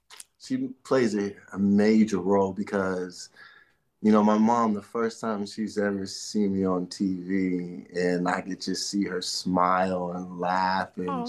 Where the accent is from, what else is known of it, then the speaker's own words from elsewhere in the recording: Inglewood, California, United States; especially growing up in Inglewood, you know, didn't have the right head on my shoulders back then.